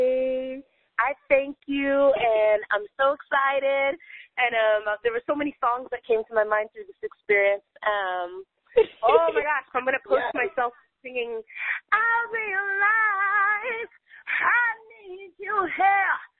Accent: San Francisco Bay Area, California, United States; also born or lived in London / Berlin; now in California, United States; I grew up in San Francisco Bay Area

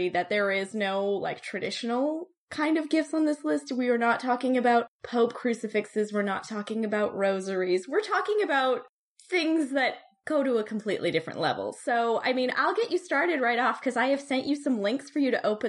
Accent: small British Columbian town, Canada; he came to my hometown, which 20-something years ago would have been, like, a very, very small town

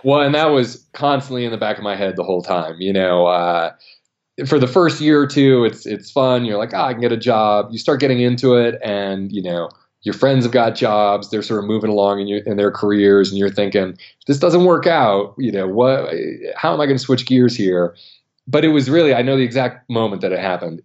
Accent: Maine, United States; a national park right where I grew up in Maine, Acadia National Park

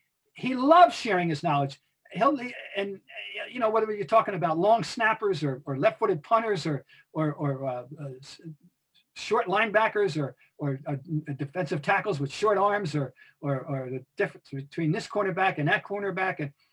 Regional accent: Boston, Massachusetts, United States; the thing I grew up in Boston on, and starting in 1964 when I arrived here, was the Great Voice of Sports on WHDH.

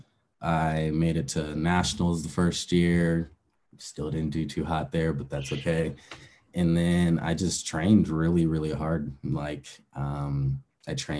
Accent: Aurora, Colorado, United States; I grew up in Aurora, Colorado. It's about 30 minutes east from Denver, Colorado

